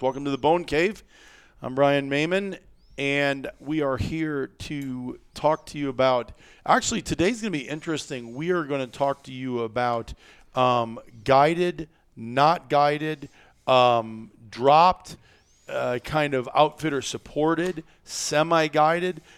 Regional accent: Midwest, United States; we're from the Midwest

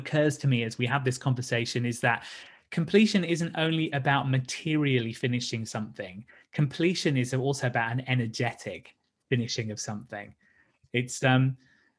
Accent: Brighton, South East England, United Kingdom; my hometown of Brighton

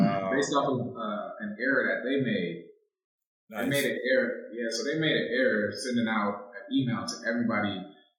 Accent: San Diego, California, United States; moved away as an adult; also born or lived in Philadelphia; I'm from San Diego.

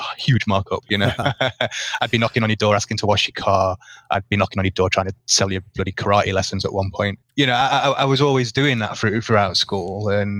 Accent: Manchester, North West England, United Kingdom; moved away as an adult; now in Costa Rica; I'm actually based in Costa Rica. I've been here for about 8 years now. But originally from Manchester. I'm a northern monkey born and bred.

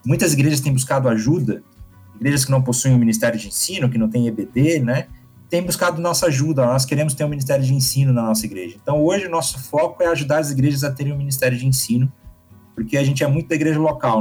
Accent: interior of Minas Gerais, Brazil; also born or lived in São Paulo; Na verdade, eu não sou mineiro de nascimento. Eu nasci em São Paulo, mas eu cresci em Minas

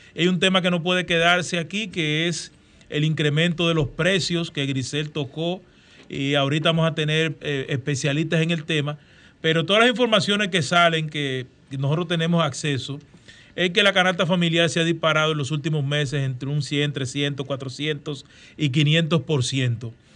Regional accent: Dominican Republic

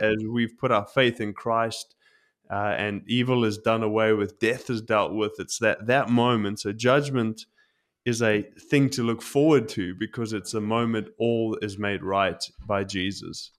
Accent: South Africa; now in Tokyo, Japan; growing up in South Africa

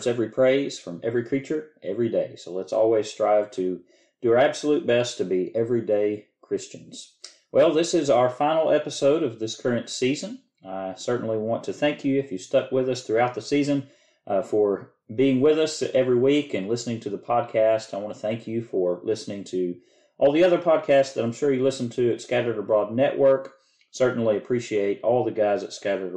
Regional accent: Southern United States, United States; accent: Southern; now in Oklahoma, United States; my Southern accent.

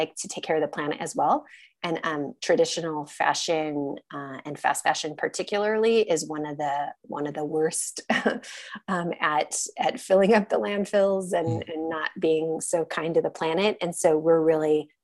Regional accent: United States; as an American

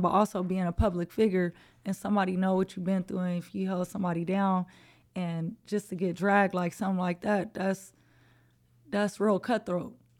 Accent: Los Angeles, California, United States; I'm born and raised in Los Angeles, California, uh, South Central to be exact

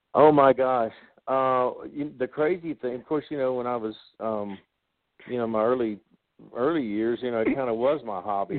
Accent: Osceola, Arkansas, United States; moved away as an adult; also born or lived in Dallas; now in Nashville, United States; I'm originally from Osceola, Arkansas.

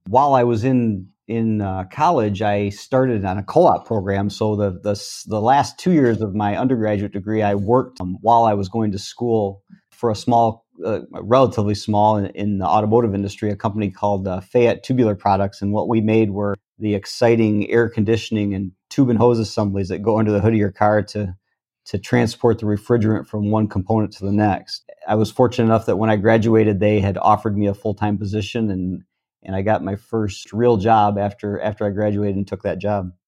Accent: Vassar, Michigan, United States; also born or lived in Lapeer, Michigan / Otisville, Michigan; I actually grew up in Vassar

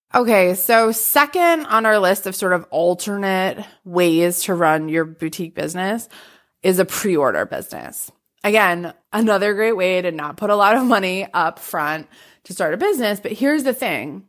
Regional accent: Massachusetts, United States; I'm from Massachusetts

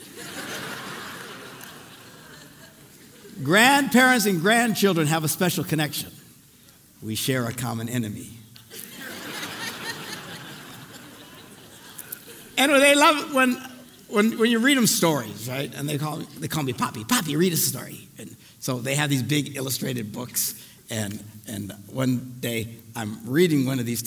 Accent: Green Bay, Wisconsin, United States; I'm from Green Bay

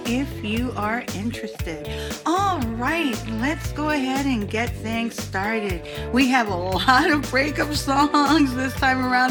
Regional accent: St. Augustine, Florida, United States; my hometown of St. Augustine

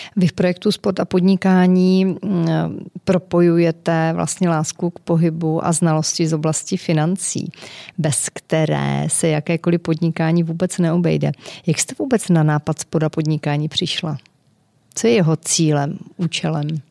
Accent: Kopřivnice, Moravian-Silesian Region, Czechia; Já jsem z Kopřivnice, tam se házená hrála docela dobře

